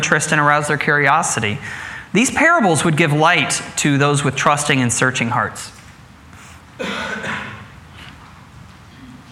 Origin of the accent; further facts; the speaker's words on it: Midwest, United States; Putting down roots is one of those things that I grew up with in the Midwest